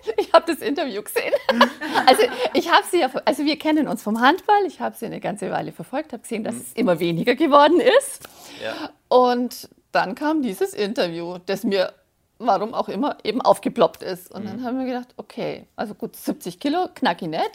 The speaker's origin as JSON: {"language": "German", "region": "Bavaria", "country": "Germany", "accent": "Bavarian", "said": "ich komme aus Frippberg im schönen Bayern wie man vielleicht unschwer hören kann"}